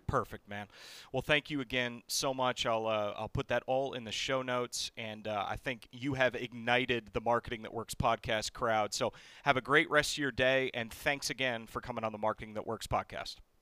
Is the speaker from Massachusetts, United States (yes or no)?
yes; Massachusetts, United States; I'm from New England. I'm from Massachusetts